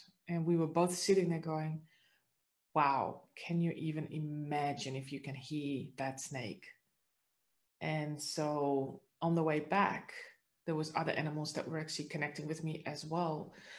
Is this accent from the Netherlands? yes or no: yes; Netherlands; now in Australia; But the interesting part is that this didn't start until I actually had moved to Australia, because I'm originally from the Netherlands.